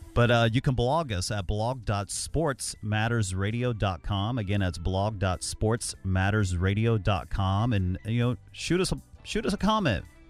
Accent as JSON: {"language": "English", "town": "Cincinnati", "region": "Ohio", "country": "United States", "tie": "born or raised there", "said": "my hometown is Cincinnati"}